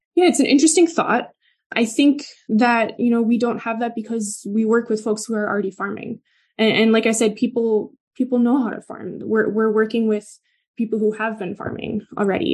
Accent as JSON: {"language": "English", "town": "Milwaukee", "region": "Wisconsin", "country": "United States", "tie": "born or raised there", "said": "I'm from the Midwest. I grew up in Milwaukee."}